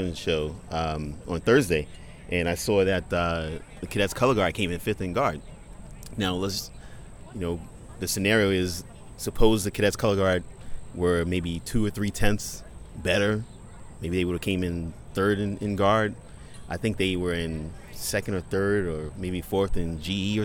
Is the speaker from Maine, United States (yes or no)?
no; New York, United States; I'm from New York